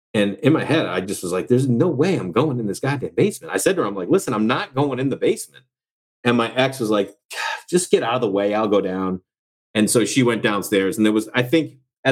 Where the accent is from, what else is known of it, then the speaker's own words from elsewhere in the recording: Massachusetts, United States; I'm from Massachusetts